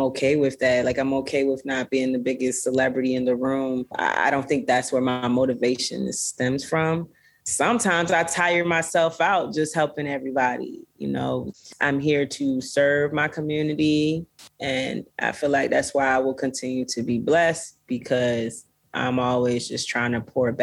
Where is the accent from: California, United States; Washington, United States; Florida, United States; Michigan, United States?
Florida, United States; now in Los Angeles, United States; I grew up in Florida, so I was always around beaches